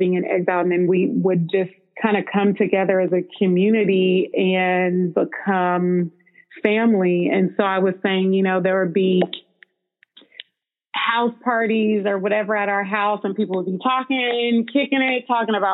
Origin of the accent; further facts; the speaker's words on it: Bay Area, California, United States; growing up in the Bay Area